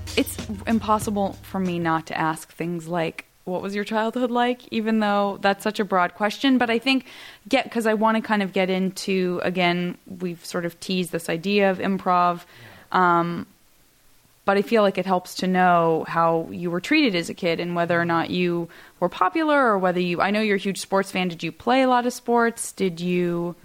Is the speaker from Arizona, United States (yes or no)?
yes; Tucson, Arizona, United States; moved away; growing up in Tucson